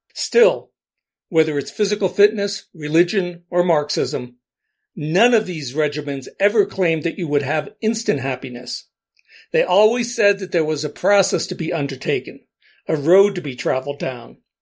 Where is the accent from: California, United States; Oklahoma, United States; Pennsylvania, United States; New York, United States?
Pennsylvania, United States; Allentown; I grew up in Allentown, PA, a city of around 100,000 people